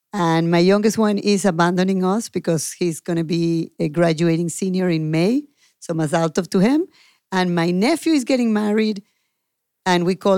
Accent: Venezuela; now in Denver, United States; from originally Venezuela and now Denver

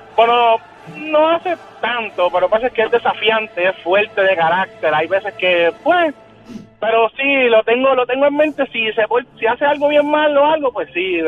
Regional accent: Dominican Republic; now in Río Grande, Puerto Rico; Yo soy dominicano.

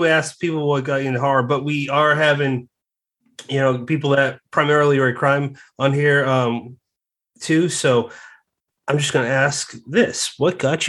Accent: United States; I'm an American

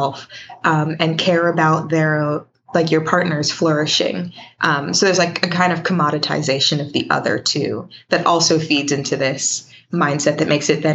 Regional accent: Richmond, Virginia, United States; I'm from Richmond, Virginia.

